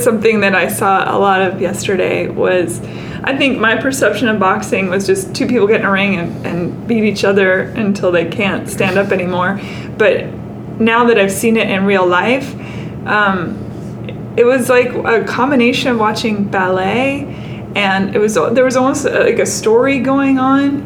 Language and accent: English; Seattle, Washington, United States; now in Nashville, United States; I live in Nashville, but I am from Seattle